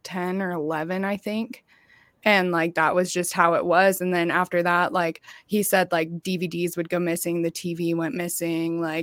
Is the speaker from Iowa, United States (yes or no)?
no; Palco, Kansas, United States; I was raised in Palco, Kansas. It's a small farm town.